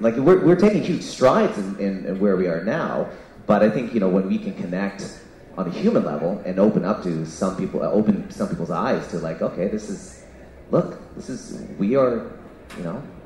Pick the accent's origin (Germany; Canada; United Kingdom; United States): Canada; also born or lived in Vancouver; I'm Canadian born Singaporean